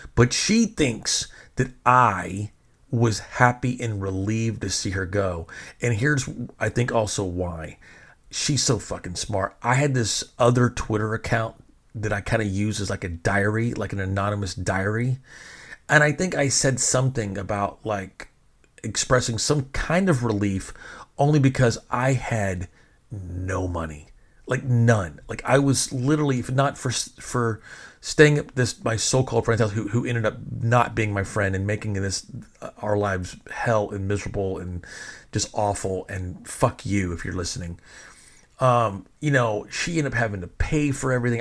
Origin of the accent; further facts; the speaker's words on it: Fort Worth, Texas, United States; also born or lived in New York; I'm actually from Fort Worth